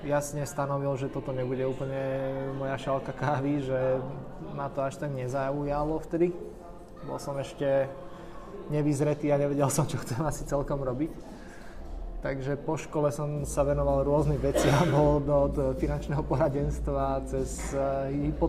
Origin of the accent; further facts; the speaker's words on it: Komárno, Nitra Region, Slovakia; ja som z Komárna